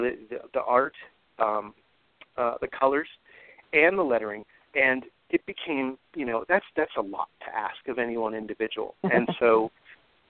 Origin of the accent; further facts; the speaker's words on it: California, United States; first language English; when I was growing up in California